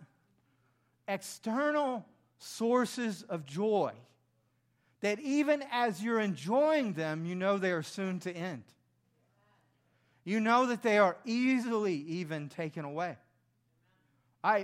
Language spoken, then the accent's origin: English; the South, United States; I grew up in the South